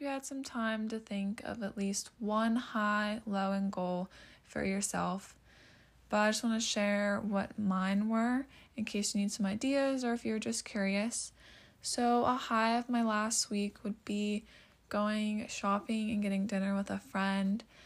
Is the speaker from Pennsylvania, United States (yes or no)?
yes; Pennsylvania, United States; I'm from Pennsylvania